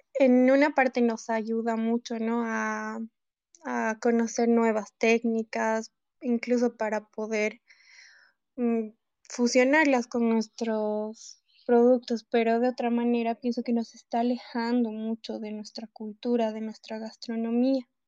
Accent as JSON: {"language": "Spanish", "country": "Bolivia", "said": "como bolivianos"}